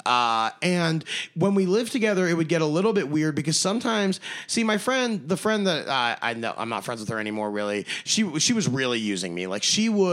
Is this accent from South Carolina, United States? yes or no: no; Baltimore, Maryland, United States; moved away as an adult; also born or lived in Pittsburgh; I grew up in Baltimore, 4 hours to Pittsburgh